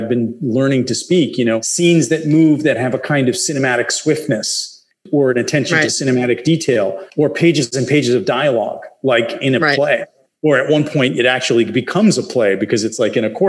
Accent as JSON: {"language": "English", "town": "Milwaukee", "region": "Wisconsin", "country": "United States"}